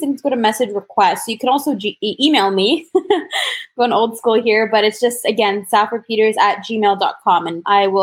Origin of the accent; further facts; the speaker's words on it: Toronto, Ontario, Canada; I was born in Toronto, or just outside of Toronto.